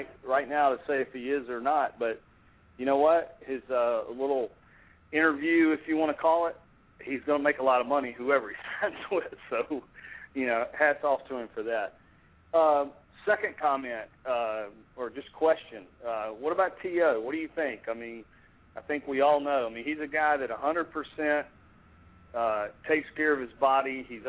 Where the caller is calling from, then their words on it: Atlanta, Georgia, United States; Hey, Brian … in Atlanta, Georgia.